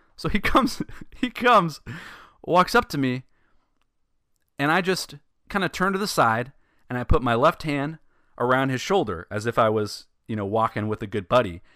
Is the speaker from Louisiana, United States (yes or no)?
no; Sacramento, California, United States; I'm from Sacramento